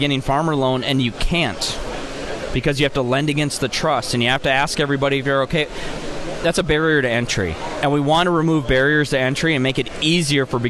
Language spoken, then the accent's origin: English; Minnesota, United States; I'm a Minnesotan